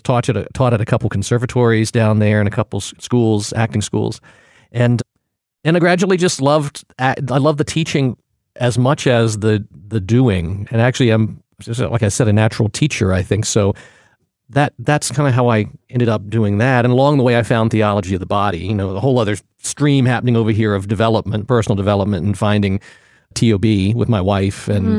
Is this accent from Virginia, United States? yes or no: yes; Portsmouth, Virginia, United States; And I grew up in Virginia, a little town called Portsmouth, Virginia.